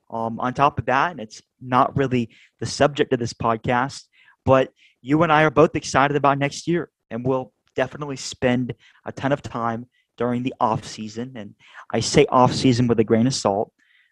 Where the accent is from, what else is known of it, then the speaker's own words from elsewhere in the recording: Southern, United States; accent: Southern; Almost pulled out my Southern accent